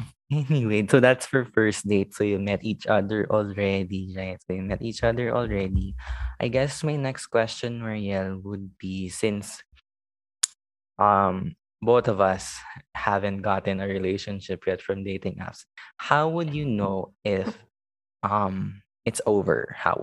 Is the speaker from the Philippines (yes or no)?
yes; Makati, Metro Manila, Philippines; I was from Makati.